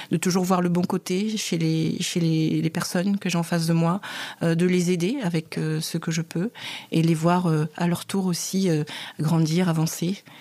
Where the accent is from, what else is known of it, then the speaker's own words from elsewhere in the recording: Cameroon; c'est pas du tout à ma voix que vous pouvez constater que je suis camerounaise